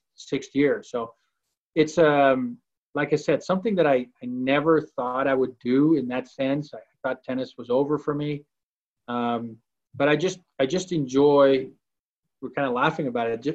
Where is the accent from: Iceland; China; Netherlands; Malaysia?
Netherlands; Amsterdam, North Holland; moved away as an adult; also born or lived in Arizona, United States; now in Salt Lake City, United States; I born and raised in Amsterdam, the Netherlands. Moved to the United States at age 18.